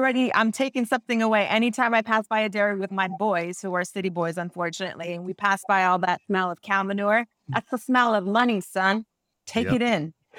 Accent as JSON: {"language": "English", "region": "Central California", "country": "United States", "tie": "born or raised there", "moved": "yes", "said": "I was born and raised in Central California as well. Si se puede, the roots of Cefap Chavez live well in me."}